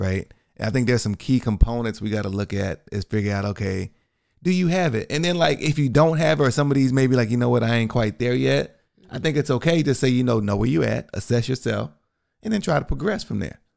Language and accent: English; Texas, United States; I'm from Texas